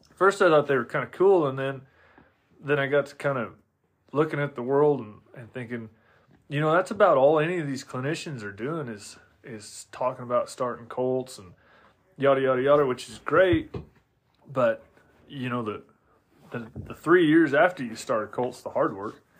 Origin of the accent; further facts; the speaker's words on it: Oregon, United States; I'm originally from Oregon